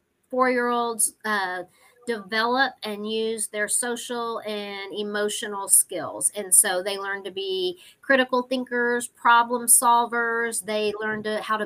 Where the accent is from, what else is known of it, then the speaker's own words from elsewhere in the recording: Temple, Texas, United States; I grew up in Temple. I went to Thornton, Bonham, and Temple High School